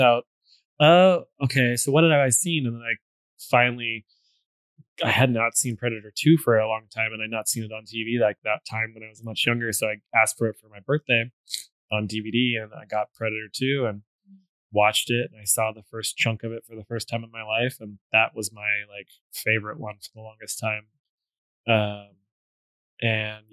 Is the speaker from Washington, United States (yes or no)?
yes; Seattle, Washington, United States; my family, and we're from Seattle